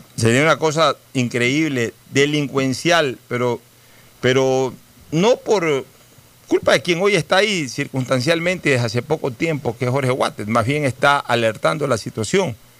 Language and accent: Spanish; Ecuador